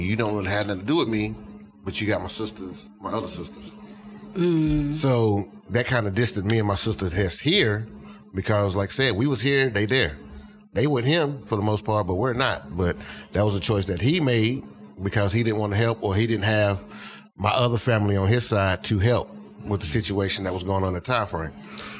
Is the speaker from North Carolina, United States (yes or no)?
yes; Greensboro, North Carolina, United States; because I'm from the Greensboro area. That's where my daddy's side and all that's up that way.